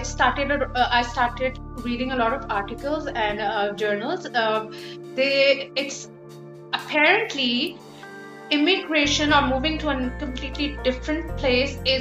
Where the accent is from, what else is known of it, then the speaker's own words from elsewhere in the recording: Lahore, Punjab, Pakistan; English is a second language; moved away as an adult; also born or lived in United Kingdom; now in Canada; we were a colony and even though my first language isn't English